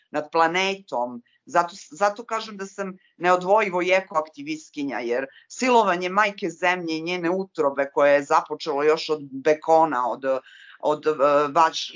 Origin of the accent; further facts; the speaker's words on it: Montenegro; ovdje kod nas, kod nas u Crnoj Gori